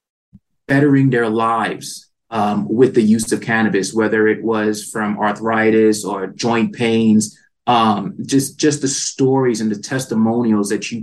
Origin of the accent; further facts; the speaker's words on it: East Coast, United States; moved away as an adult; now in California, United States; growing up in the East Coast, I did not have the diversity that I knew that the plant had. So certain situations caused me to move to California